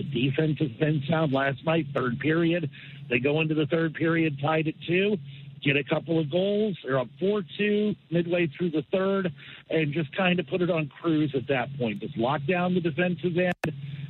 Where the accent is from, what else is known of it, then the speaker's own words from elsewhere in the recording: United States; as an American